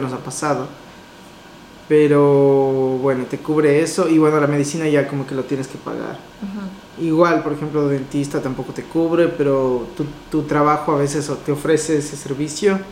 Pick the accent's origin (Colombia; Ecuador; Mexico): Ecuador; moved away